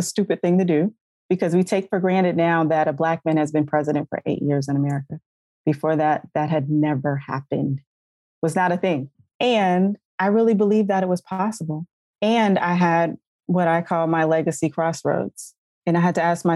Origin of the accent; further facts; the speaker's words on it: South Carolina, United States; moved away; I'm originally from South Carolina. I was living in North Carolina at the time